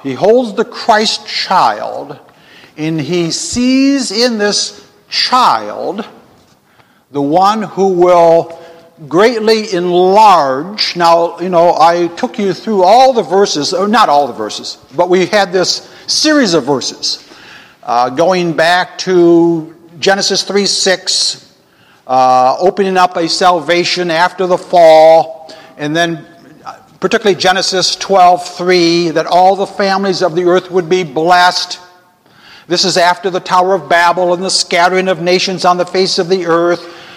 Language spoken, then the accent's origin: English; Ypsilanti, Michigan, United States; Ypsilanti would be my hometown